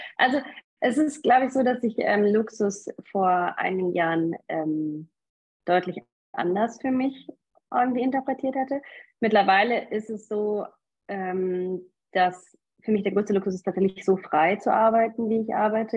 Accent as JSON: {"language": "German", "region": "North Rhine-Westphalia", "country": "Germany", "moved": "yes", "lives_now": "Munich, Germany", "said": "Ich komme eigentlich aus Nordrhein-Westfalen, lebe aber jetzt schon sehr lange in München"}